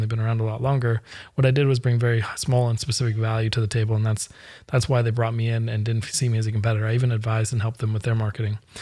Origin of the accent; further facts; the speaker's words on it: Canada; I'm Canadian